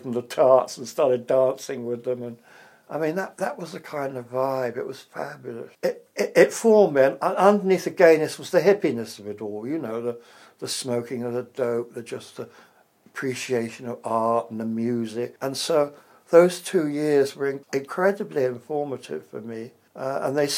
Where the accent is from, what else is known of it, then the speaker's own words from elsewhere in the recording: England, United Kingdom; accent: English; moved away as an adult; also born or lived in America; he liked my accent. An English accent